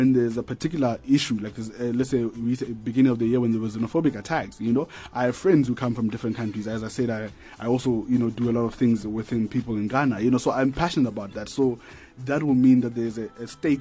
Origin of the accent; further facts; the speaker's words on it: Atamelang, North West, South Africa; moved away as an adult; I come from Northwest, from a township called Atamelang